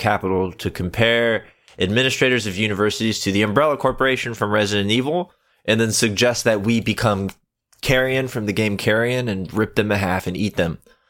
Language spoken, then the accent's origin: English; Texas, United States; I'm from Texas. We know. You told us.